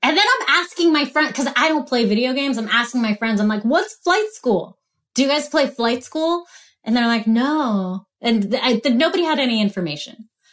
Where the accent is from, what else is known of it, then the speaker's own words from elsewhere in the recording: Pennsylvania, United States; moved away; went back home to Pennsylvania